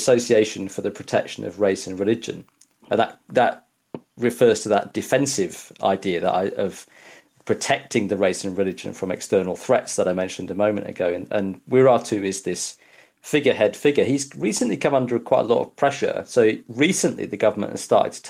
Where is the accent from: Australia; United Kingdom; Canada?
United Kingdom; Yorkshire and the Humber; I grew up in Yorkshire in the 80s